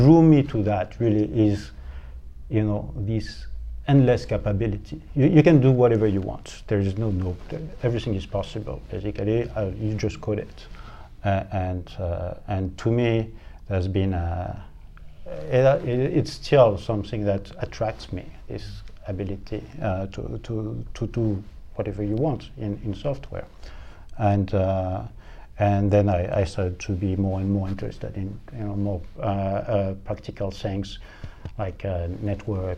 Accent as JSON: {"language": "English", "town": "Paris", "region": "Île-de-France", "country": "France", "also_born_or_lived": "Rennes, France / Montpellier, France", "moved": "as an adult", "lives_now": "Ottawa, Canada", "said": "I don't come from London, but I come from Paris. So I'm French"}